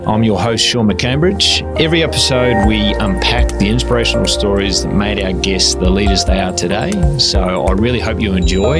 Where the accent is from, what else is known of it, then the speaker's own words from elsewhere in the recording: Dunedin, Otago, New Zealand; Actually joining us from my hometown and your hometown in sunny Dunedin.